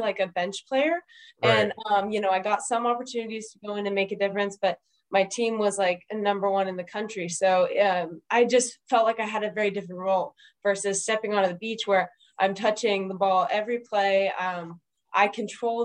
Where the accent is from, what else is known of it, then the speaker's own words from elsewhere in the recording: Northern California, United States; I grew up in NorCal